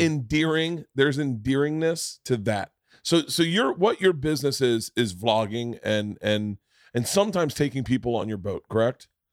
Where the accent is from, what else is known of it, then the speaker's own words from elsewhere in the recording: Florida, United States; I grew up in Florida. So the ocean was part of our lives growing up